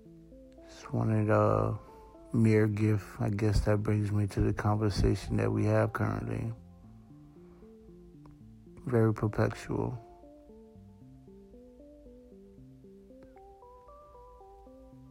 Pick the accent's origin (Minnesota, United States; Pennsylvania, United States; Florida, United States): Florida, United States; Broward County, South; also born or lived in Haiti / Georgia / New York; I was born in South Florida, Broward County to be exact. At 6 months old, I was I took a trip to IET. From there, I stayed till I was 8. From 8, I was sent back home, I guess, to Broward County. Spent pretty much the first 18 years directly living